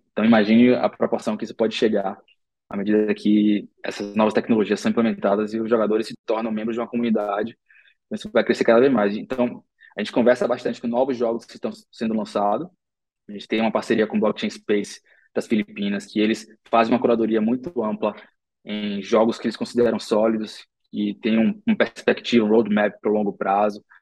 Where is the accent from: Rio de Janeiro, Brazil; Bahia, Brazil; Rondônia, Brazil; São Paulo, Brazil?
Bahia, Brazil; Salvador; nós três crescemos em Salvador